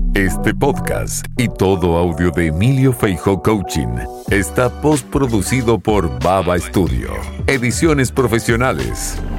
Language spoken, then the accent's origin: Spanish; Argentina; moved away as an adult; now in Spain; soy un argentino recién llegado a España